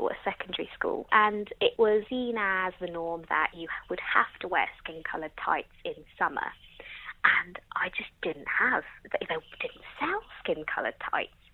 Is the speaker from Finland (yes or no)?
no; England, United Kingdom; now in Bristol, United Kingdom; I'm a 23 year old cisgendered, straight, female British Mauritian. So I was born in England, but both my parents are originally from Mauritius. I'm a journalist working in television and am based in Bristol.